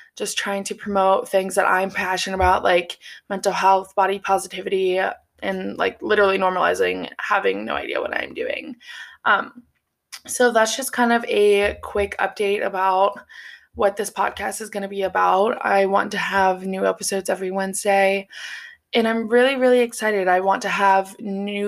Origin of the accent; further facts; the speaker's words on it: Cincinnati, Ohio, United States; moved away as an adult; now in Columbus, United States; I am from Cincinnati, Ohio